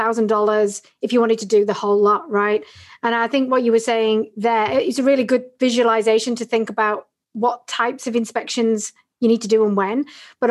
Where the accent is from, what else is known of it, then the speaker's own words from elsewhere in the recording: United Kingdom; I'm British